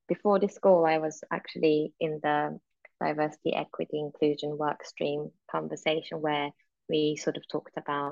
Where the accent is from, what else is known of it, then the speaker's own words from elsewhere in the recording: Japan; moved away; also born or lived in Europe; growing up in Japan and then suddenly moving to sort of European country, again out of my control because of my father's job